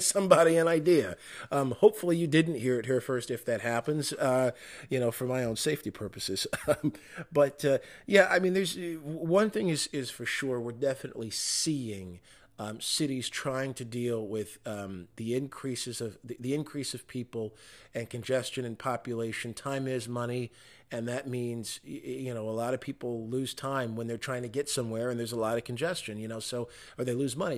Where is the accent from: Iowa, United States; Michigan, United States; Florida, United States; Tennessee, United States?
Michigan, United States; my home state of Michigan